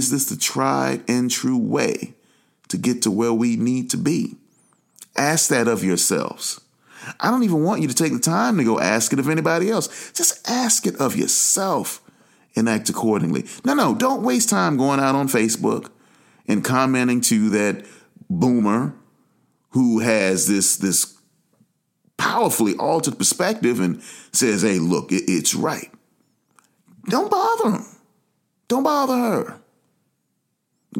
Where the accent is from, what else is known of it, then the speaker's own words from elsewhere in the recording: United States; also born or lived in Atlanta, Georgia; we're Americans. I'm an American